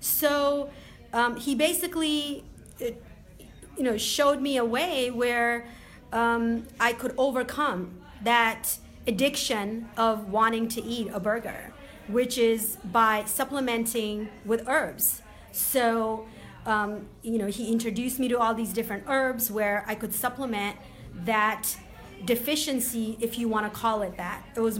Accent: Boston, Massachusetts, United States; I grew up on the East Coast in Boston area, and I hadn't been back to the East Coast.

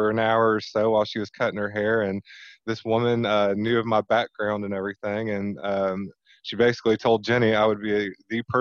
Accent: Southern Indiana, United States; I am born and raised in Southern Indiana, so we're based out of New Albany

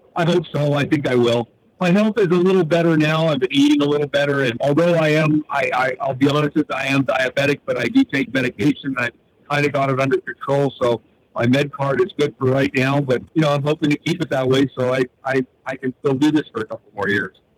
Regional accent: Northeast, United States; I'm from the Northeast.

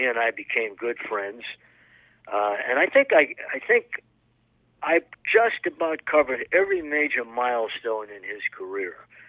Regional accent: East Coast, United States; accent: Eastern; now in Chicago area, United States; I grew up on the East Coast, and we moved to the Midwest, the Chicago area. And, you know, it was tough because I had a very heavy Eastern accent.

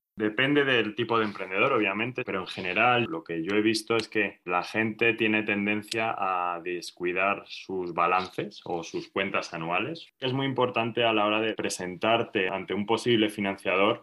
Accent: Spain; soy español, estoy en Madrid

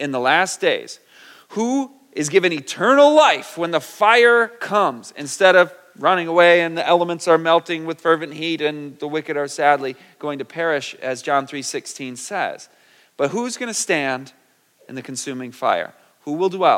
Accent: Michigan, United States; also born or lived in California; I'm from Michigan. We're very flat

